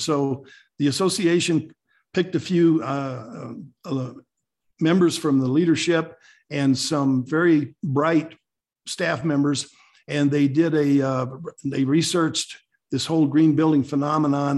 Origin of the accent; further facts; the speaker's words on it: New Mexico, United States; moved away as an adult; now in Colorado, United States; I was born in New Mexico and raised down there